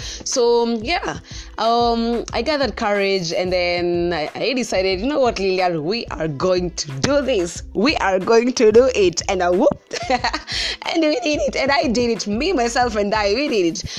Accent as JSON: {"language": "English", "region": "Central Kenya", "country": "Kenya", "said": "I am from the central part of Kenya"}